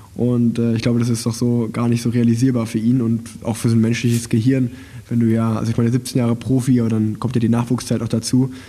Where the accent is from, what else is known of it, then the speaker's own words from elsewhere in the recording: Unna, North Rhine-Westphalia, Germany; ich bin ja in Unna geboren, das liegt ja angrenzend am Münsterland